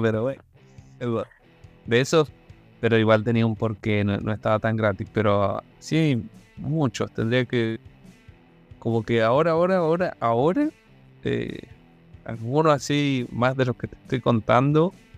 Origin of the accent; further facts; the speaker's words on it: Malargüe, Mendoza, Argentina; moved away as an adult; now in Chile; Nací en Malar, entonces era un lugar que a los 18 años te tenés que mover